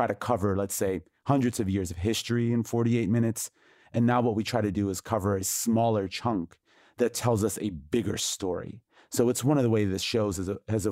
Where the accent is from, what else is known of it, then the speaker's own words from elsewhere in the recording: United States; the cultural narrative that I was raised on in the United States